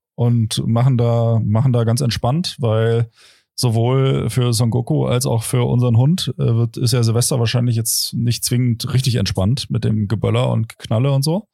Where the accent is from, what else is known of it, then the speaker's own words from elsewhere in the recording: Potsdam, Brandenburg, Germany; moved away; ich komme aus Brandenburg